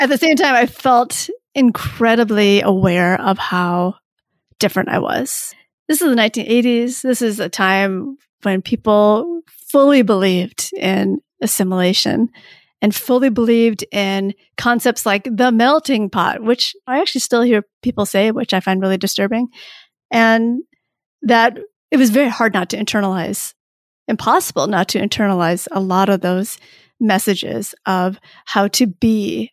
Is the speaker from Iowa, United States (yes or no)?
no; Michigan, United States; also born or lived in Saigon, Vietnam; I was born in Saigon, and that's technically where I'm from, although my family left Saigon as refugees in nineteen seventy-five when I was a baby, and then I did grow up in Michigan